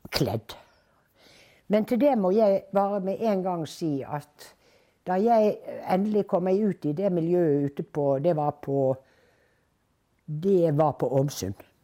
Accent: Bergen, Vestland, Norway; moved away as an adult; now in Oslo, Norway; i min hjemby Bergen

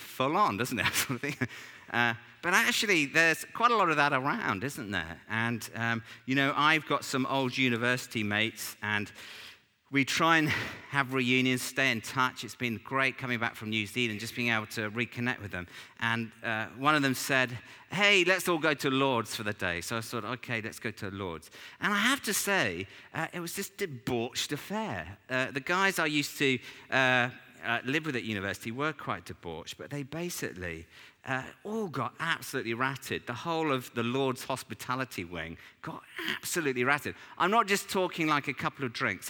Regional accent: England, United Kingdom; we're English

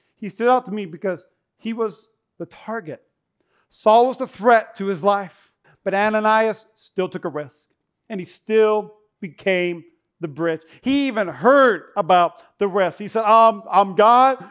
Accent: North Dakota, United States; now in Nevada, United States; I grew up in North Dakota

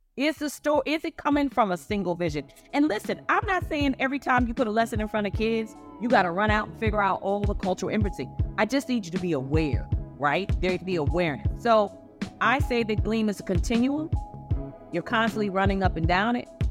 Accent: Ohio, United States; Growing up in Ohio, in a time where, honestly, being Black was a danger I had never not known

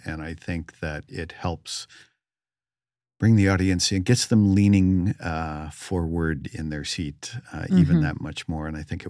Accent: California, United States; So I grew up in the Bay Area and enjoyed and immersed in El Teatro Campesino and the San Francisco Mime Troupe.

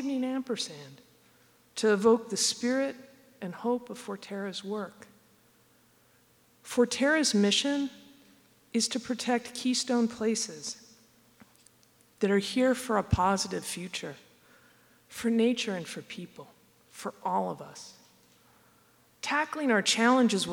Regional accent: near Olympia, Washington, United States; I grew up near Olympia, at the end of the Salish Sea

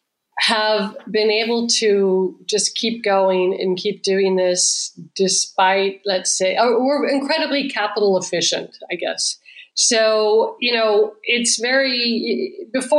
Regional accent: California, United States; moved away; also born or lived in Israel; I'm originally from California.

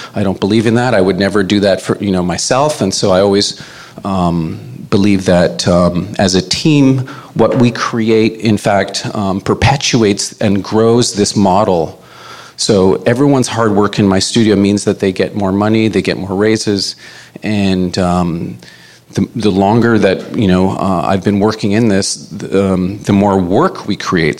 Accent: Winnipeg, Manitoba, Canada; now in Toronto, Canada; I'm Cree. I'm from Winnipeg. I've uh, been living in uh, Toronto for about 30 years

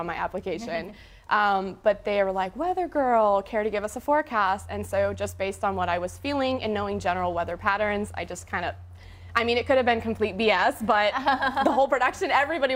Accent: Wausa, Nebraska, United States; also born or lived in Norfolk, Nebraska; I'm from Wausau, which is only 500 people

